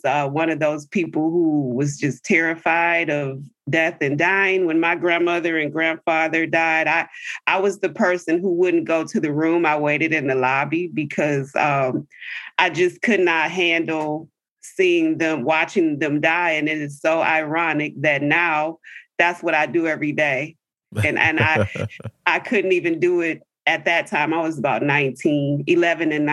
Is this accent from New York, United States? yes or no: no; River Rouge, Michigan, United States; I grew up in Michigan, in a city called River Rouge. It's a southern suburb of Detroit.